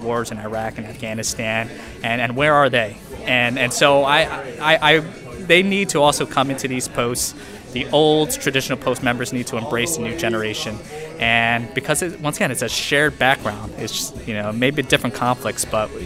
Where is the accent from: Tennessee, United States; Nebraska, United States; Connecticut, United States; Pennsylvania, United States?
Connecticut, United States; moved away as an adult; I grew up in Connecticut. So this Connecticut boy